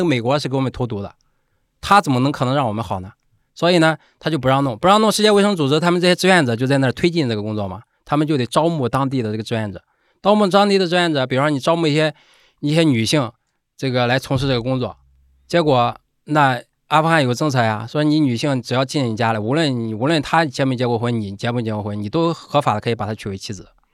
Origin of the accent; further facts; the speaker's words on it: Zaozhuang, Shandong, China; accent: Shandong dialect; first language Shandong dialect; moved away; 他我们都在那一起长大，从小说的就是我们家乡话，对吧？就是山东土话